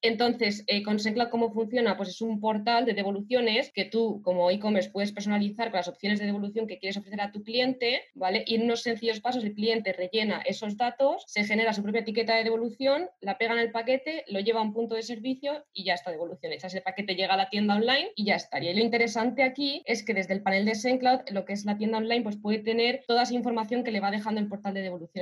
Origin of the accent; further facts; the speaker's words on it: Alicante, Valencian Community, Spain; moved away as an adult; now in Eindhoven, Netherlands; soy de Alicante. Lo que pasa que actualmente pues estoy viviendo en Eindhoven